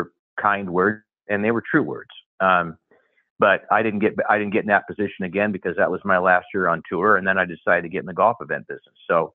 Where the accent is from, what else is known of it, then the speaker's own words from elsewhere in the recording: Portland, Oregon, United States; I'm from Portland, Oregon, is where I grew up, and went to school at the University of Oregon.